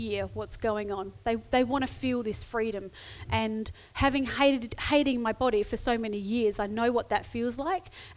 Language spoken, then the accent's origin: English; Adelaide, South Australia, Australia; I'm Adelaide-based. I'm from Adelaide.